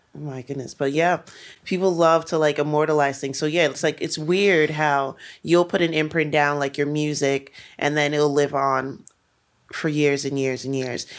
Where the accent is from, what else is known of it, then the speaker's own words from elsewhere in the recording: New York City, New York, United States; Brooklyn was, like, especially where I'm from, like, East Flatbush